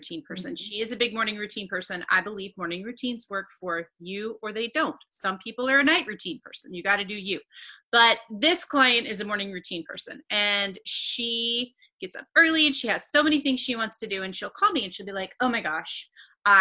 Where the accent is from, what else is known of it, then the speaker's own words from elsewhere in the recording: Northeast Missouri, United States; I'm from Northeast Missouri